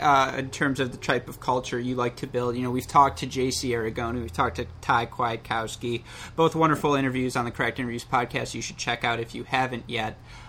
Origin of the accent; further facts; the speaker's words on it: Ann Arbor, Michigan, United States; it's to my hometown, Ann Arbor